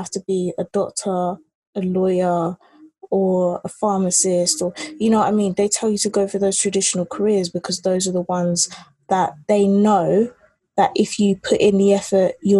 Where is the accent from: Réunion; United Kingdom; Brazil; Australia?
United Kingdom; England; also born or lived in Nigeria; I'm a Nigerian British, not girl anymore, but like, you know, Nigerian British live in England